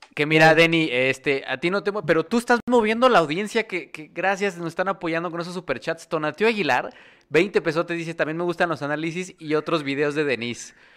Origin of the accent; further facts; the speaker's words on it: Mexico; como mexicanos